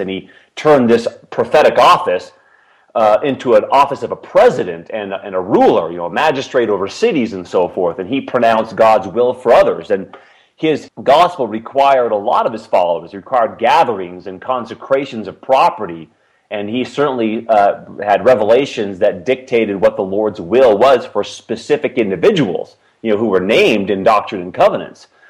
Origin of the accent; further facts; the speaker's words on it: Seattle, Washington, United States; moved away; also born or lived in Provo, Utah; I grew up in the Seattle, Washington area, and uh, my parents moved there when I was two years old